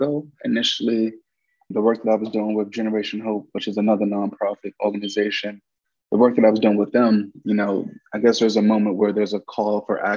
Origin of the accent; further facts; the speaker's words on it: Washington, District of Columbia, United States; I'm from Washington, D.C.